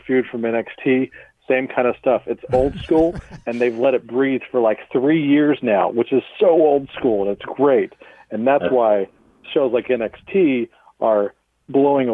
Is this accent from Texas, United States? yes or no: yes; Texas, United States; I still live in Texas. I grew up in Texas.